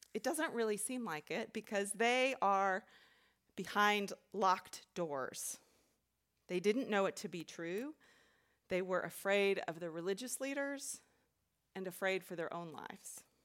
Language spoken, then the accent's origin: English; Texas, United States; moved away as an adult; also born or lived in Chicago; I grew up in Texas